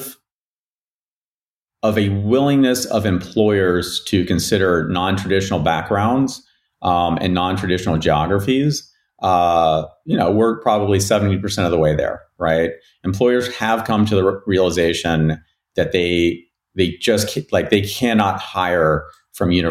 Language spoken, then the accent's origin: English; West Virginia, United States; moved away; where I grew up in West Virginia